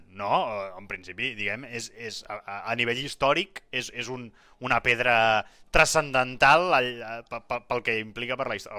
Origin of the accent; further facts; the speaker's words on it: Manresa, Catalonia, Spain; nosaltres som de Manresa